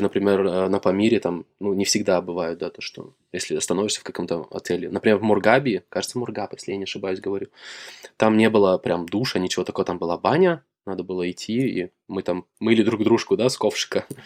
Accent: Shakhtinsk, Karaganda Region, Kazakhstan; moved away as an adult; now in Germany; Город Шахтинск, возле Караганды.

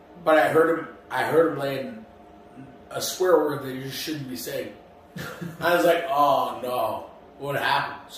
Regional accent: Nigeria; I'm Nigerian

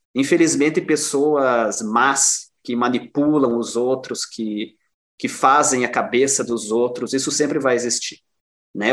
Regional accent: Cruz Alta, Rio Grande do Sul, Brazil; also born or lived in Porto Alegre; now in Erechim, Brazil; A gente brinca assim, eu saí de Cruz Alta, mas Cruz Alta não saiu de mim.

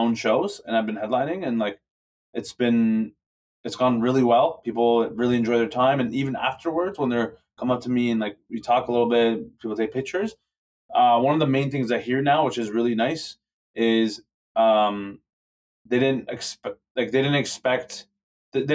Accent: Toronto, Ontario, Canada; I'm from Toronto

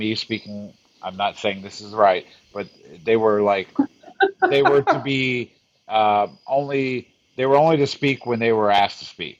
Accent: near Fort Knox, Kentucky, United States; I grew up in near Fort Knox.

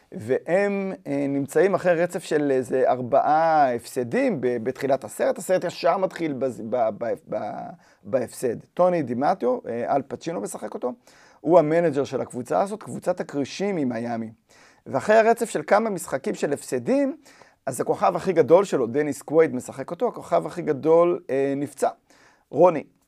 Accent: Even Yehuda, Central District, Israel; אני גדלתי באבן יהודה

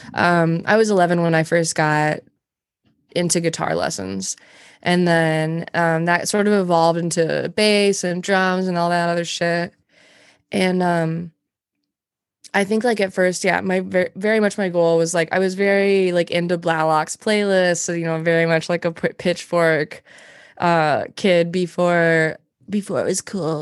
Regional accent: Montana, United States; moved away as an adult; also born or lived in Alaska; now in Minneapolis, United States; I'm from Montana originally. I moved here when I was well, I moved from Montana to Alaska when I was 19

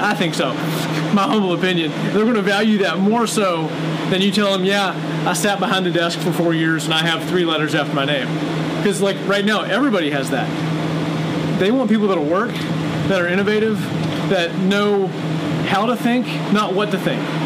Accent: Virginia, United States; moved away as an adult; now in Lancaster, Missouri, United States; I moved here from Virginia when I was 19 years old, so I spent most of my formative years there.

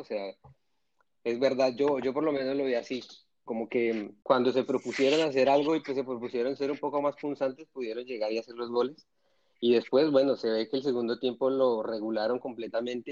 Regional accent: Colombia; todos somos colombianos

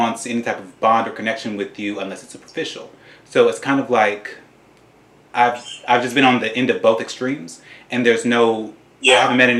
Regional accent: Tennessee, United States; moved away as an adult; because I'm originally from the South, I'm from Tennessee

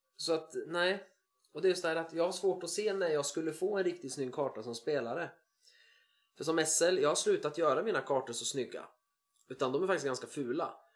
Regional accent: Sweden; jag är svensk

